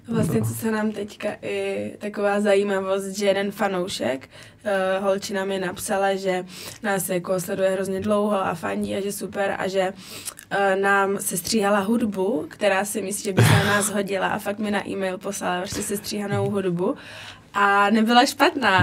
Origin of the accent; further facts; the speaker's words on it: Brno, South Moravian Region, Czechia; now in Italy; u nás v Brně uh, na té hale za Lužánkama